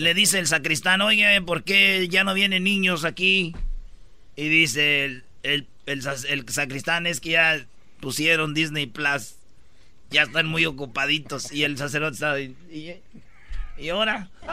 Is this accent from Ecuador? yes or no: no; Michoacán, Mexico; moved away; soy michoacano